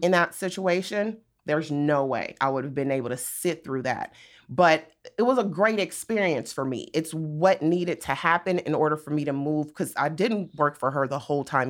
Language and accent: English; Compton, California, United States; also born or lived in Inglewood, California; I grew up in Compton